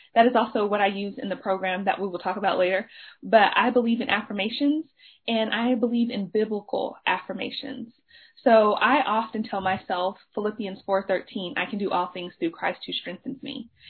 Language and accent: English; Dallas, Texas, United States; I am a member of Oak Cliff Bible Fellowship. That is where I grew up. I, like I was raised in Oak CBF